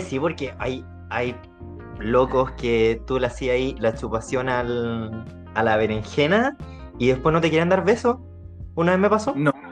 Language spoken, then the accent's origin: Spanish; Chile; Si somos chilenos